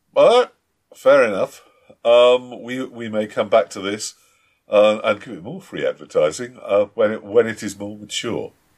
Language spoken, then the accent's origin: English; United Kingdom; we, we're British